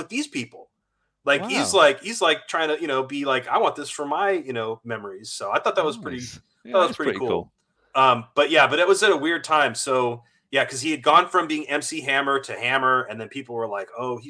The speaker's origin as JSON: {"language": "English", "area": "Bay Area", "region": "California", "country": "United States", "tie": "born or raised there", "said": "I grew up in the Bay Area. I'm a 14-year-old kid"}